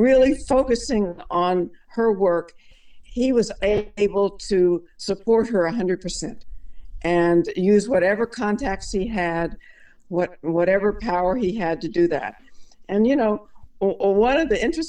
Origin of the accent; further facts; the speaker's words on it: Shreveport, Louisiana, United States; I grew up in Shreveport, Louisiana, which is in northwest Louisiana